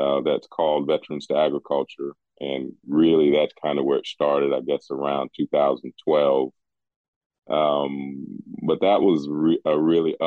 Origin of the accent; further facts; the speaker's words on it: West Virginia, United States; moved away as an adult; also born or lived in Colorado; I'm from West Virginia, left here many years ago, joining the military.